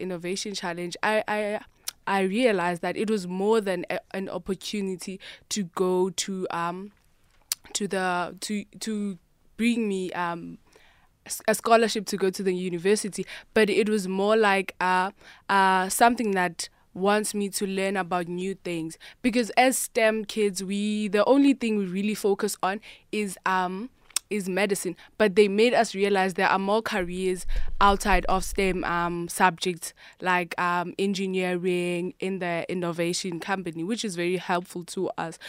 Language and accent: English; Gqeberha, Eastern Cape, South Africa; I'm from Eqeberha in the Eastern Cape